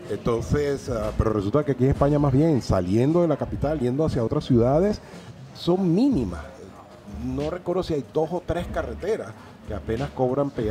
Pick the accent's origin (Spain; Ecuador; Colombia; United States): United States; Orlando, Florida; yo vengo de Orlando, en el estado de la Florida, y Orlando es una de las ciudades de Estados Unidos que tiene mayor pago de peajes por kilómetro recorrido.